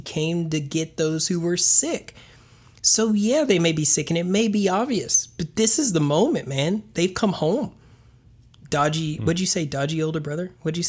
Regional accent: the South, United States; because I'm from the South.

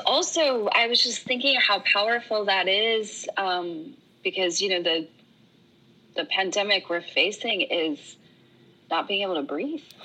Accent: Oregon, United States; moved away; I'm from Oregon. Oregon's where I call home

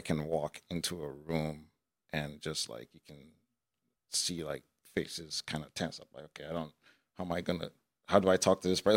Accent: Nigeria; also born or lived in United States; now in Iowa, United States; I was born in Nigeria and raised for a few years there before moving to the United States.

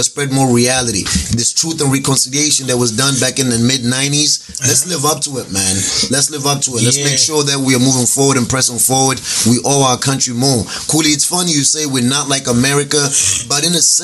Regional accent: South Africa; my country

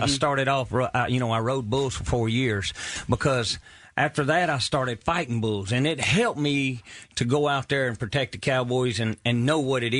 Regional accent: Mississippi, United States

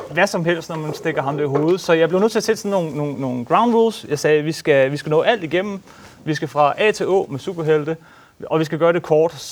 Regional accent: Denmark; vi er jo danskere, ikke amerikanere.

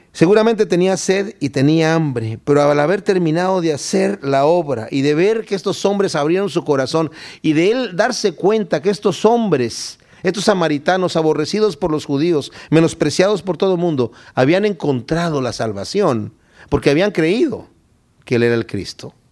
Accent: Querétaro, Mexico; Yo soy de Querétaro, México

